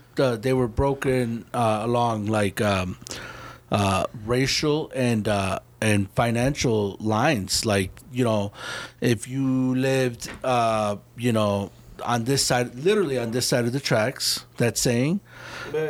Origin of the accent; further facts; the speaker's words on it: Chicago, Illinois, United States; moved away; growing up in Chicago is like. Um, it is the full big city